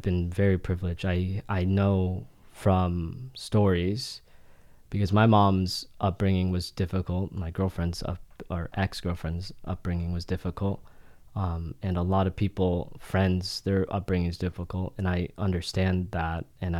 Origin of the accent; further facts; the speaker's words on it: Florida, United States; also born or lived in Philadelphia / Philippines; So I grew up there from infancy to 3 years old. And then we came back and we moved to Florida.